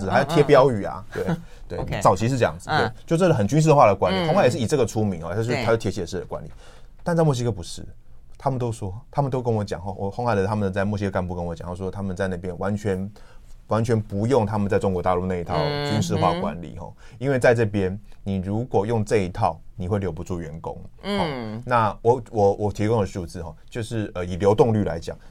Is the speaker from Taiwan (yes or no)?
yes; Taiwan; 所以他就不像我们台湾人啊，